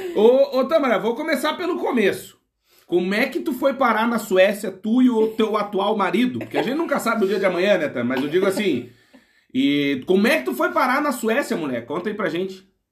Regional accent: Rio Grande do Sul, Brazil; Eu também sou gaúcho

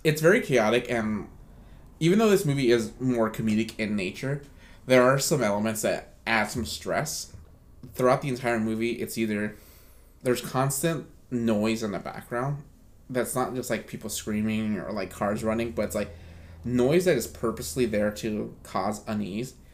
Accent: United States; as an American

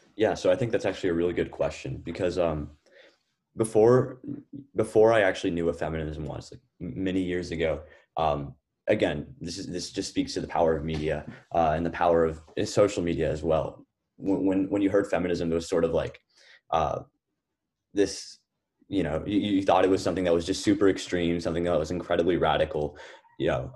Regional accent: Lubbock, Texas, United States; moved away as an adult; also born or lived in Atlanta, Georgia; I was born in Atlanta, Georgia, but I actually spent my whole life growing up in Lubbock, Texas.

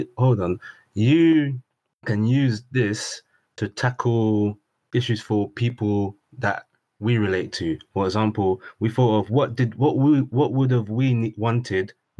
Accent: London, United Kingdom; where we grew up in South London

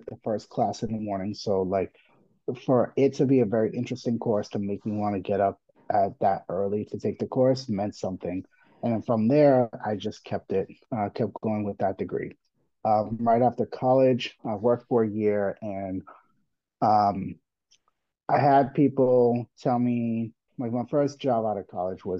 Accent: Boston, Massachusetts, United States; also born or lived in Puerto Rico / Washington, D.C.; I am Puerto Rican. I live in Boston. I was born in Puerto Rico, but I was raised most of my life in Boston

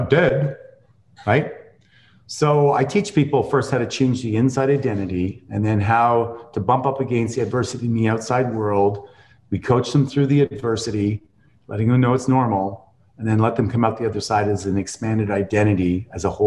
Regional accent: Canada; accent: Canadian; my Canadian accent

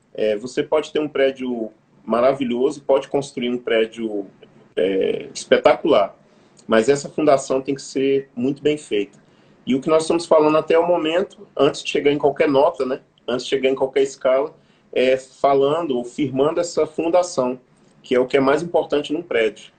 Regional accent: Brazil; como povo brasileiro

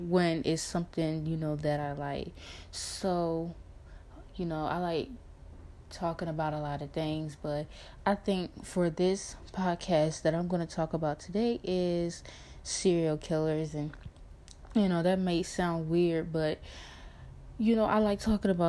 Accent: Newport News, Virginia, United States; also born or lived in Norfolk, Virginia; I am from Newport News, Virginia. I was born in Norfolk

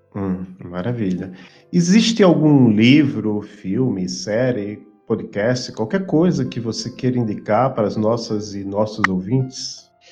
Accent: Maceió, Alagoas, Brazil; now in Curitiba, Brazil; Eu sou de Maceió, Alagoas

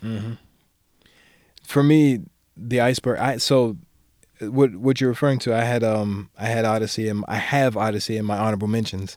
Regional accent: Maryland, United States; I'm from Maryland, so I'm from the D M V

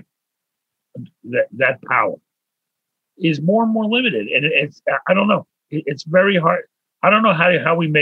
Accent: Pittsburgh, Pennsylvania, United States; moved away as an adult; now in Montreal, Canada; I was born in Pittsburgh

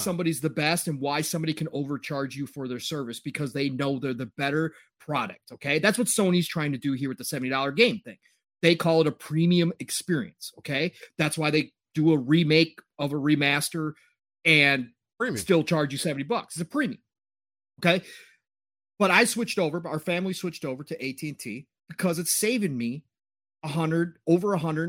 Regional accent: United States; Because we're American.

